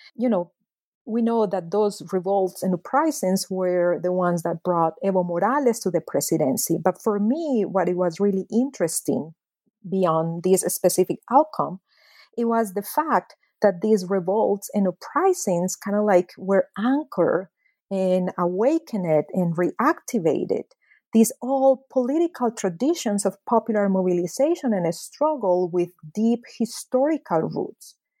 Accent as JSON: {"language": "English", "town": "Medellín", "region": "Antioquia", "country": "Colombia", "tie": "born or raised there", "moved": "yes", "said": "I was born and raised at a very dramatic moment in the history of my hometown, Medellin, Colombia"}